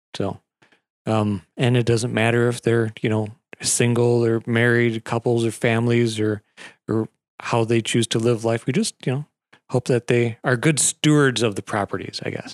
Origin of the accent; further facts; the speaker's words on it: Wisconsin Rapids, Wisconsin, United States; also born or lived in Wausau; I've been stuck in Rapids all my life